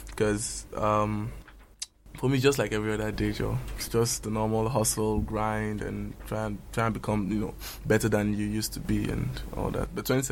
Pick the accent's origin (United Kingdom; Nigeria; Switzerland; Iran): Nigeria; Ogun State; born there; also born or lived in Lagos; I was born in Ogun State, you know, by a very fantastic dad and a very wonderful mom.